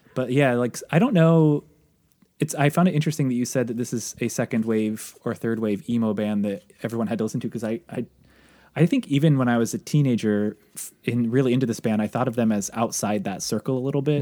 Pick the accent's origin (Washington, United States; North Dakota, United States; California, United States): Washington, United States; near Olympia; my hometown, Olympia is the closest city of note to where I grew up.